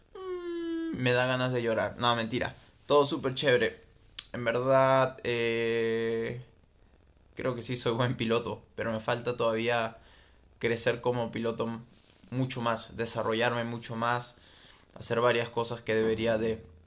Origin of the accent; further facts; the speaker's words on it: Lima, Peru; Soy de Lima y tengo 29 años.